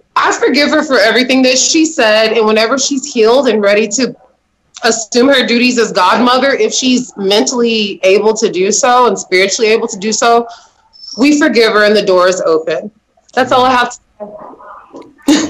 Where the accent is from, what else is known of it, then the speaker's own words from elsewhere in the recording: Champaign, Illinois, United States; Champaign, Illinois.